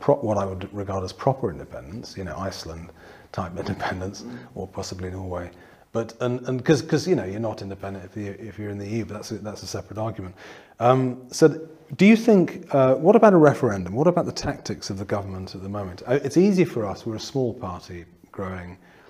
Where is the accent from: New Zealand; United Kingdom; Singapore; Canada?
United Kingdom; North East England; I was born in the northeast of England